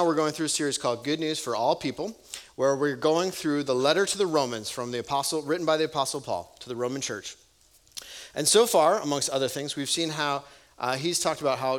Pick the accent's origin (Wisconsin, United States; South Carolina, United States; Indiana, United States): Wisconsin, United States; growing up in Wisconsin